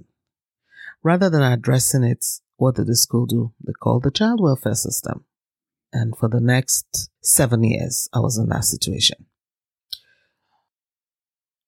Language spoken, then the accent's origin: English; Nigeria; moved away as an adult; now in Canada; I am Nigerian Canadian, and it's been a great learning curve for me migrating to Canada as a Black person